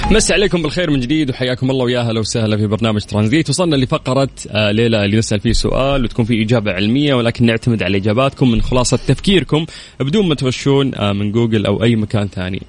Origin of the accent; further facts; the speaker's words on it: Saudi Arabia; عندنا في السعودية